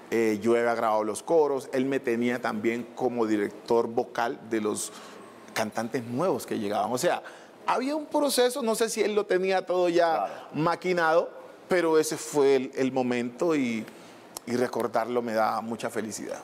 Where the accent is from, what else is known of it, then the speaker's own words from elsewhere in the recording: Buenaventura, Valle del Cauca, Colombia; En Buenaventura, que es de donde soy yo, eh, era la música folclórica y la salsa.